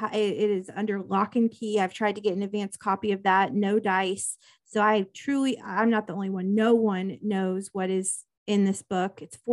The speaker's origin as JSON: {"language": "English", "region": "Midwest", "country": "United States", "said": "I love that because I'm from the Midwest."}